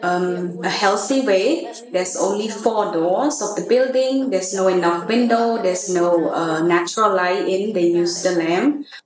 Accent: Puok, Siem Reap, Cambodia; now in Phnom Penh, Cambodia; I'm originally from Siem Reap, Buok. And I moved to Phnom Penh in 2002.

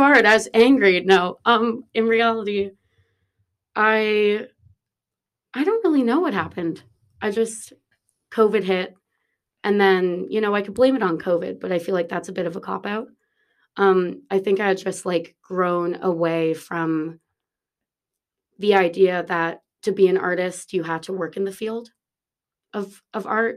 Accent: Toronto, Ontario, Canada; moved away as an adult; also born or lived in New York City, United States; now in Dublin, Ireland; I'm from Toronto, uh, and I left Toronto when I was eighteen and moved to New York City

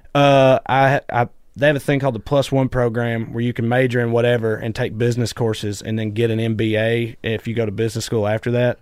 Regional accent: Celina, Tennessee, United States; moved away; I grew up in a tiny little town called Salina, Tennessee

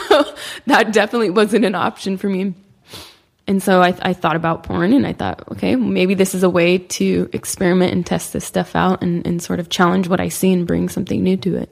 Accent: Sacramento, California, United States; now in Los Angeles, United States; I grew up in Sacramento, which is, like, five and a half, six hours from here.

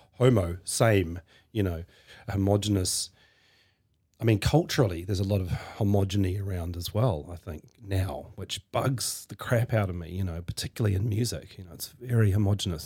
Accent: Hawke's Bay, New Zealand; also born or lived in Norsewood; the place where I first grew up was Hawke's Bay when I was a kid

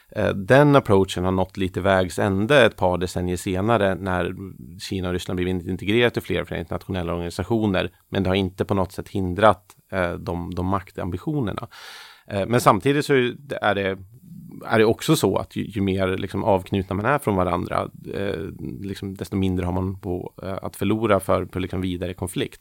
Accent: Sweden; som svenskar

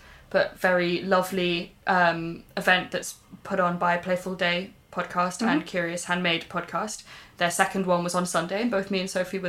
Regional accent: Swansea, Wales, United Kingdom; I grew up in Swansea

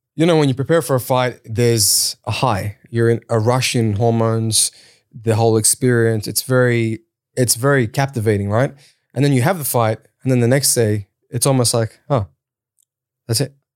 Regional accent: Sydney, New South Wales, Australia; also born or lived in Kurdistan (born overseas); I came to Australia when I was three with my older sister. Uh, I grew up in Sydney's West. I grew up in Auburn and Granville.

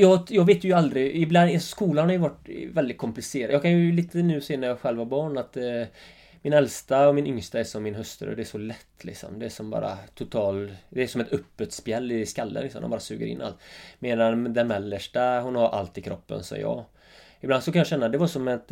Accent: Öckerö, Västra Götaland, Sweden; accent: Öckerö dialect; now in Jämtland, Sweden; Mina första tio år var ju helt fantastiska, Öckre

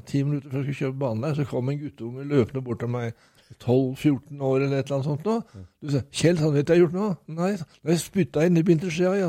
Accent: Norway; also born or lived in Nesbru; kom jeg hjem til Norge

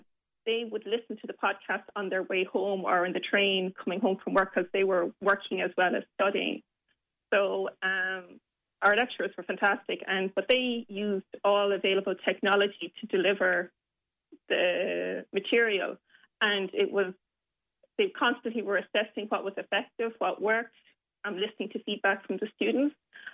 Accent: Limerick, Munster, Ireland; Well, I did choose on campus, but that was fortunate because I'm from Limerick.

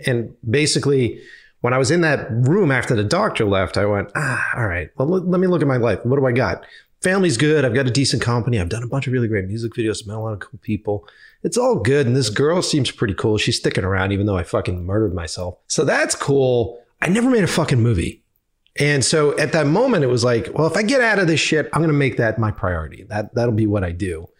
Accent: Boston, Massachusetts, United States; moved away as an adult; also born or lived in New York; if I go back to my hometown, I know everybody

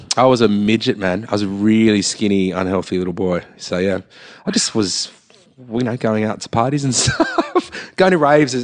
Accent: Sydney, New South Wales, Australia; I'm growing up in Gladesville

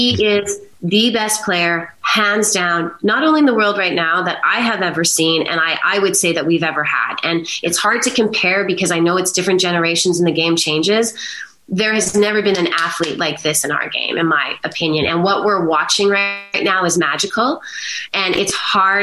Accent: Brandon, Manitoba, Canada; also born or lived in Winnipeg / Boston / Toronto; I was, you know, born and raised in Manitoba

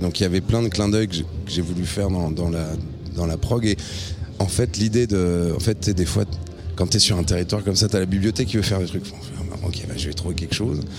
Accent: Reims, Grand Est, France; Moi je viens de Reims

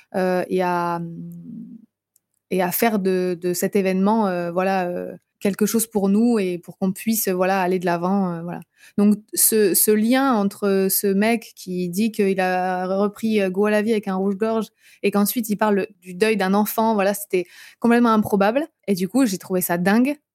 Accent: Brittany, France; moved away; je suis bretonne à la base

